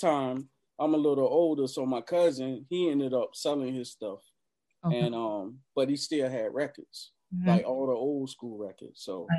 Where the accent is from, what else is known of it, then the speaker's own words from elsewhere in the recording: Norfolk, Virginia, United States; I'm from the park. I'm from Moulton Park, Norfolk.